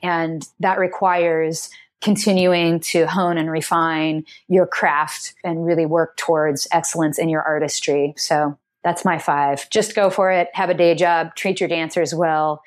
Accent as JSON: {"language": "English", "town": "Seattle", "region": "Washington", "country": "United States", "tie": "born or raised there", "also_born_or_lived": "Snohomish, Washington", "said": "I'm from Seattle originally, born and raised, and then I, we moved to Snohomish, which is about four, an hour north of Seattle"}